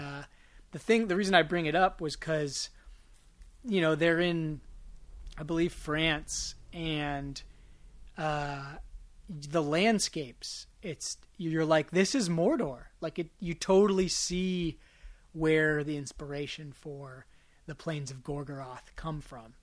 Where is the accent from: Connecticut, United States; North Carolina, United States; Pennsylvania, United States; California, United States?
California, United States; Marin; growing up in Marin with the you know left wing rhetoric